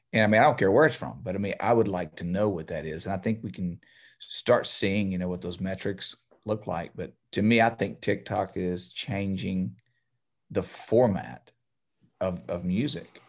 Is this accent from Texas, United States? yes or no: yes; Beaumont, Texas, United States; I'm from here. I'm from Beaumont